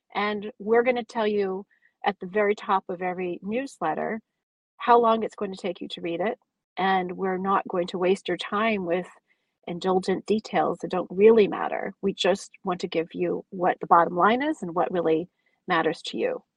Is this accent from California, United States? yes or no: yes; California, United States; I grew up in California